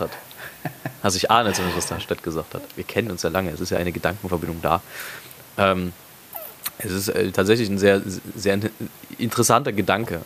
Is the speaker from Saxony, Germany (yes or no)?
yes; Leipzig, Saxony, Germany; ich so als Leipziger